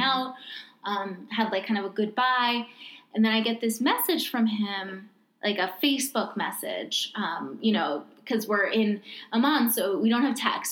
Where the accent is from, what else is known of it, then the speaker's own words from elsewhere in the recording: New York, United States; growing up in New York